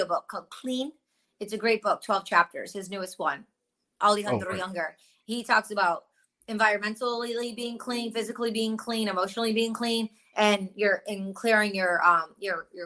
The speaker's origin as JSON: {"language": "English", "region": "Michigan", "country": "United States", "tie": "born or raised there", "said": "I grew up in Michigan and my parents grew up in Detroit, and then they moved to the suburbs"}